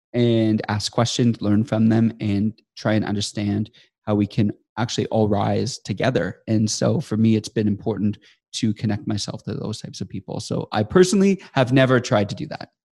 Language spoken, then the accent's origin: English; Estevan, Saskatchewan, Canada; moved away as an adult; also born or lived in Sydney, Australia; now in Calgary, Canada; I grew up in Estevan, Saskatchewan, which is most people never know what that is, but it is in Canada, the southeast corner of Saskatchewan